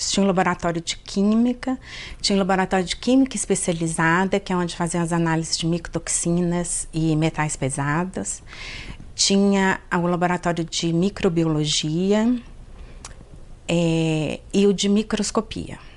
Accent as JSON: {"language": "Portuguese", "town": "Belo Horizonte", "region": "Minas Gerais", "country": "Brazil", "tie": "born or raised there", "also_born_or_lived": "Teófilo Otoni", "said": "Eu sou originalmente de Tioflotone, a minha família toda é de lá, mas eu vim para cá, para Belo Horizonte, com dois anos. E me sinto um pouco Belo Horizontina, mas tenho o maior orgulho de ter nascido em Tioflotone."}